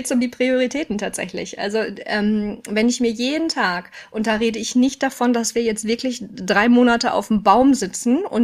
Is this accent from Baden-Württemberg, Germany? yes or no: no; North Rhine-Westphalia, Germany; Ich war, ähm, also ich komme aus dem Ruhrgebiet. Ich habe in Stuttgart geschult.